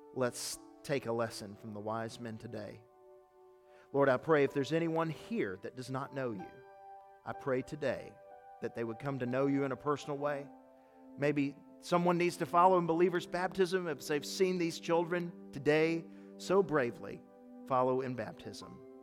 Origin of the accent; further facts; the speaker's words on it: United States; I do celebrate being an American, and there is no other place on earth I would rather live